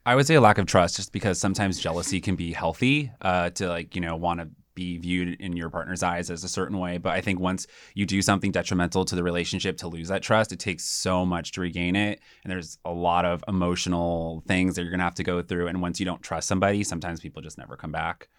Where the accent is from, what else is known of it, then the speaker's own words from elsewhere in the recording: South Pasadena, California, United States; I grew up in South Pasadena, which is a small little suburb outside of Los Angeles